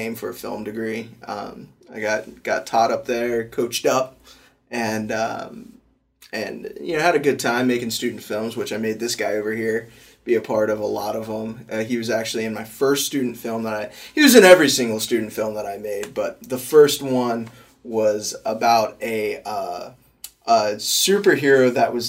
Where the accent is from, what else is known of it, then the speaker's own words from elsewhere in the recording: Tallahassee, Florida, United States; moved away as an adult; now in Pensacola, United States; I do call Pensacola my home, but we're actually born and raised in Tallahassee, Florida